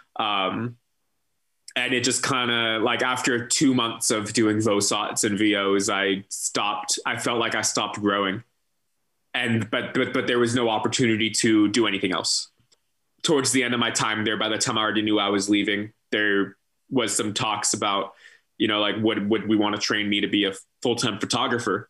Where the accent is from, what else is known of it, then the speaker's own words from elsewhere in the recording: San Francisco Bay Area, California, United States; moved away as an adult; also born or lived in San Diego, United States / Minneapolis, United States; now in Portland, Maine, United States; my move out of my mom's house in the san francisco bay area